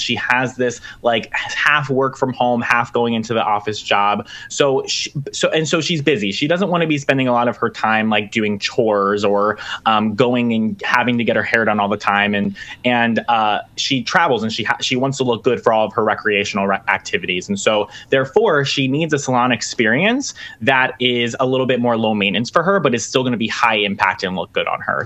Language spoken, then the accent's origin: English; Pennsylvania, United States; I'm in Pennsylvania